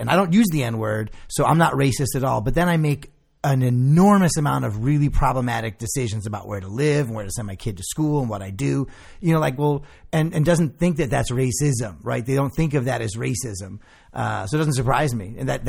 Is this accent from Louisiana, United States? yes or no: no; Illinois, United States; I grew up in Illinois.